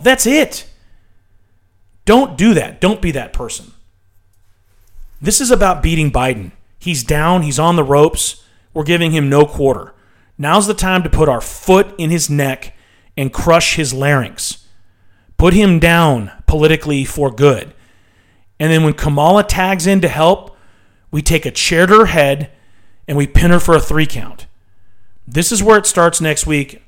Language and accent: English; United States